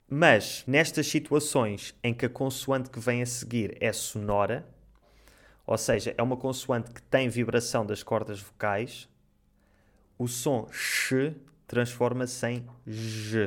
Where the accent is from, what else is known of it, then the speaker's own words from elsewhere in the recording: Portugal; em Portugal nós comemos mais as vogais